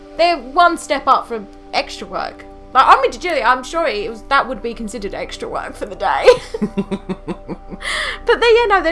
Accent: London, United Kingdom; being a Londoner

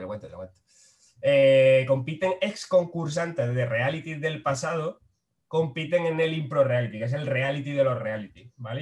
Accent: Frailes, Andalusia, Spain; now in Málaga, Spain; soy de Frailes, que es un pueblo de Jaén.

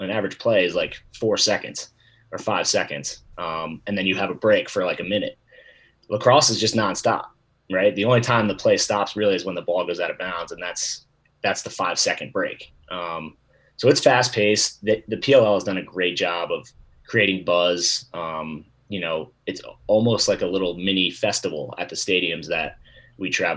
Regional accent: Baltimore, Maryland, United States; moved away as an adult; also born or lived in Chapel Hill, North Carolina; now in Utah, United States; I was born and raised in Baltimore, Maryland

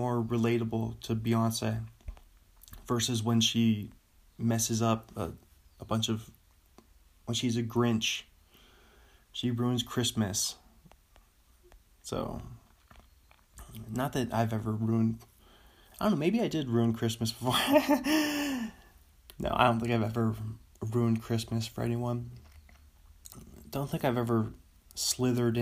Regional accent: United States; we as an American

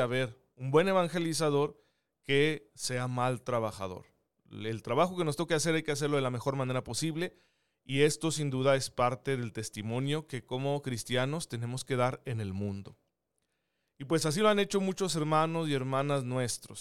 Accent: Saucillo, Chihuahua, Mexico; now in Chihuahua, Mexico; Yo soy originario de Saucillo

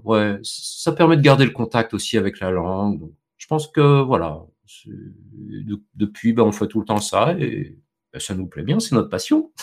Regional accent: Vendée, Pays de la Loire, France; moved away as an adult; now in Poland; je viens de, de France, d'un Petit département, euh, rural, campagnard, qui s'appelle, euh, la Vendée

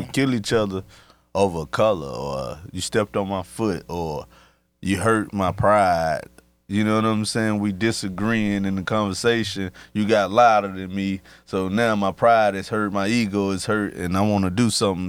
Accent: Chattanooga, Tennessee, United States; I'm from Chattanooga. It's already a small city.

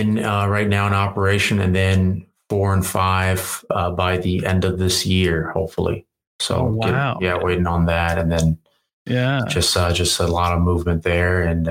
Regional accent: Virginia, United States; moved away as an adult; now in Los Angeles, United States; I moved to LA from Virginia.

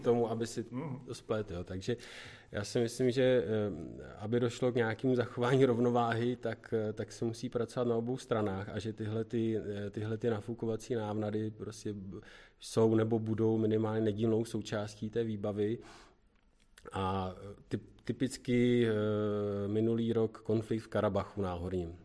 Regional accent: Děčín, Ústí nad Labem Region, Czechia; Pocházíme e, z Děčína, z Ústeckého kraje

